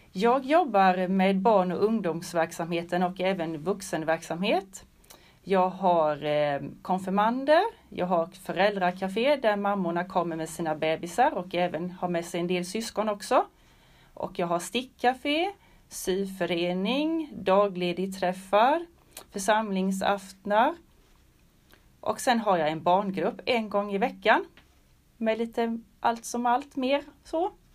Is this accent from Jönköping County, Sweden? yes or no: yes; Tenhult, Jönköping County, Sweden; jag kommer ifrån Tenhult